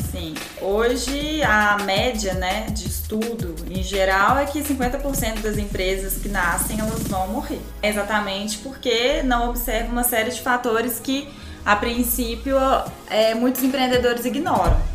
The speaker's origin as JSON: {"language": "Portuguese", "town": "Varginha", "region": "Minas Gerais", "country": "Brazil", "tie": "born or raised there", "said": "eu também sou do interior, sou de Varginha"}